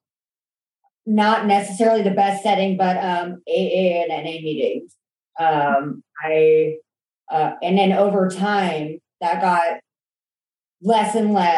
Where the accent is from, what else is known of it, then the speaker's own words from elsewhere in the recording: Escondido, California, United States; I was born in Escondido, California